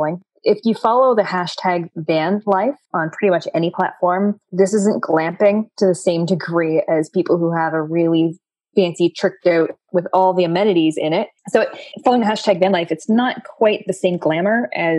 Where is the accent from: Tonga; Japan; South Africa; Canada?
Canada; me being a Canadian citizen